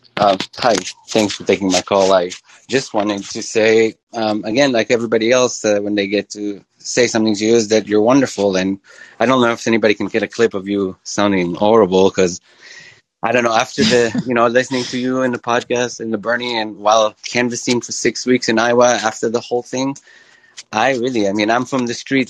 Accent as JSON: {"language": "English", "country": "Israel", "tie": "born or raised there", "also_born_or_lived": "Midwest, United States", "moved": "as an adult", "said": "grew up in Israel"}